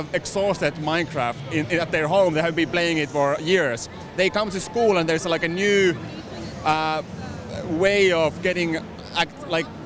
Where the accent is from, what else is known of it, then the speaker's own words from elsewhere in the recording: Finland; I'm from Finland